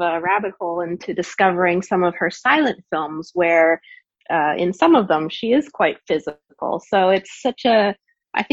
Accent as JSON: {"language": "English", "country": "Canada", "moved": "yes", "said": "I'm from Canada originally"}